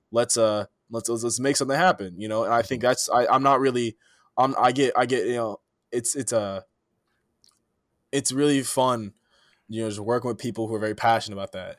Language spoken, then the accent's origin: English; East Palo Alto, California, United States; moved away as an adult; now in Chicago, United States; I'm from East Palo Alto, California, you know, born and raised